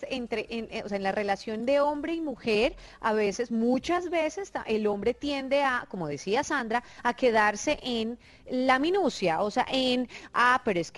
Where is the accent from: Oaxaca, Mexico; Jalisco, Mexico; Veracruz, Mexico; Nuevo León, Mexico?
Nuevo León, Mexico; Monterrey; Yo, soy, regia, tranquilo.